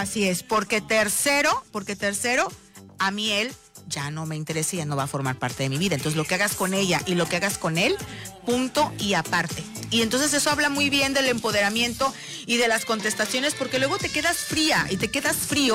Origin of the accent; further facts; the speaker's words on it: Veracruz, Mexico; las jarochas